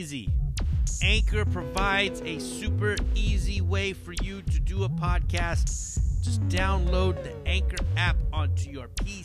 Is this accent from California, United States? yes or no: yes; Hayward, California, United States; the Boyle's Bistro Blowout in downtown Hayward. My show that I produce. You know, where we do comedy in my hometown.